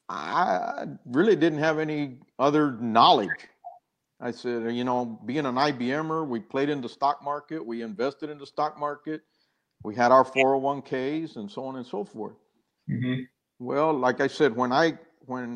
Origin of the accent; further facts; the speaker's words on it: San Benito, Texas, United States; moved away as an adult; I grew up down in South Texas, San Benito, near Harlingen, Brownsville